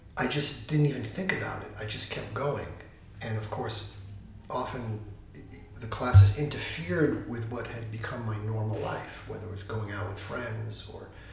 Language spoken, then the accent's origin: English; New York City, New York, United States; moved away as an adult; now in Santa Barbara, United States; I was living like a little New York City life. I'm from New York, and I struggled to put the New York City life together.